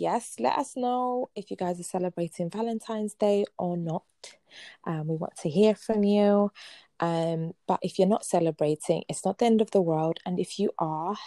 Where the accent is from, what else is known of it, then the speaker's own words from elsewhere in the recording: Ghana; I'm Ghanaian, so everyone, the whole world is your auntie and uncle